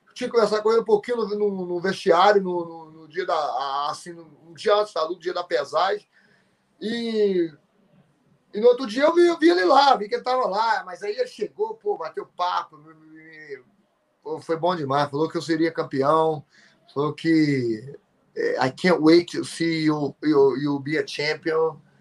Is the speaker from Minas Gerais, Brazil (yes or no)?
yes; Sobrália, Minas Gerais, Brazil; moved away; lá na minha cidade